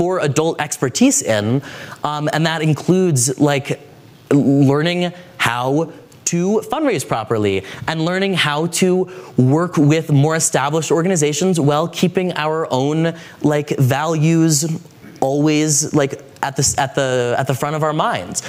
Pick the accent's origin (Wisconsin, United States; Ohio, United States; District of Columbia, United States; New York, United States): District of Columbia, United States; Washington; I'm from Washington, D.C.